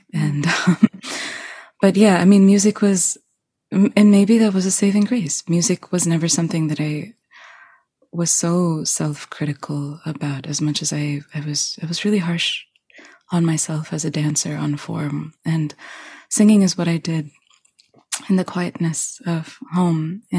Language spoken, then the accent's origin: English; New York, United States; born there; I was born in New York. That is fact.